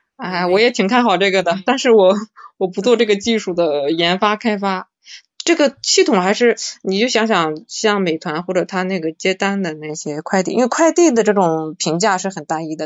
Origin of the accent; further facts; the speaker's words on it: Shandong, China; 因为我是山东的嘛，我们那边是，这种陋习，就是传统的陋习很多的